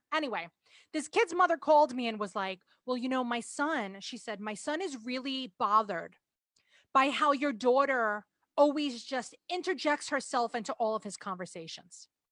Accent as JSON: {"language": "English", "region": "New York", "country": "United States"}